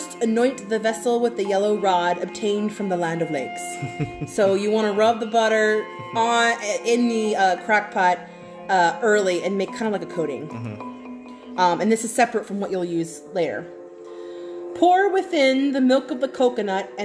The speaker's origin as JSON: {"language": "English", "area": "Cajun", "region": "Louisiana", "country": "United States", "said": "as a Cajun"}